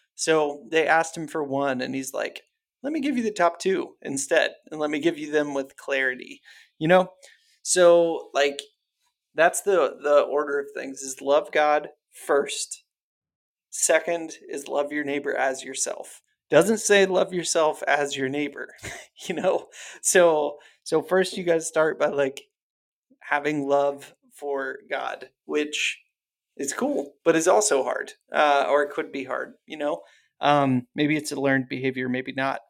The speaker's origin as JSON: {"language": "English", "region": "Ohio", "country": "United States", "tie": "born or raised there", "said": "I grew up in Ohio"}